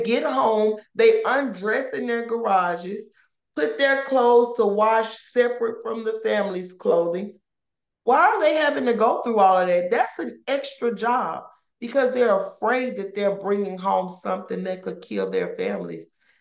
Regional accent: Ruleville, Mississippi, United States; moved away as an adult; now in Louisiana, United States; We're from a town in Mississippi called Ruleville. That's where my mom raised us.

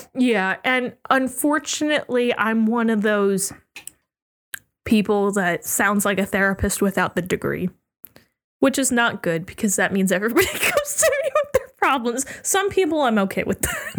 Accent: Virginia, United States; also born or lived in Oregon; moved to Virginia

